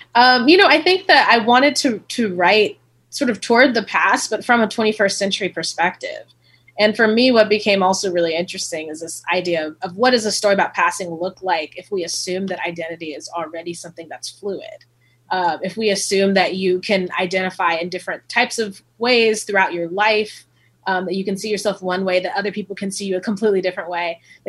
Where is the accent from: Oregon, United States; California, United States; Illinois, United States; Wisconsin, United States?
California, United States; Oceanside; My mom is from Louisiana. My dad's from Los Angeles, and I grew up in Oceanside, as you said.